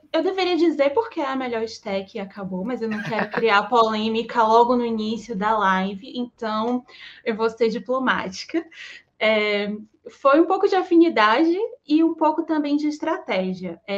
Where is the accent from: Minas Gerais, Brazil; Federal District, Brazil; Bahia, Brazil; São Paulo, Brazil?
Bahia, Brazil; Salvador; eu também sou baiana de Salvador, eu tenho 36 anos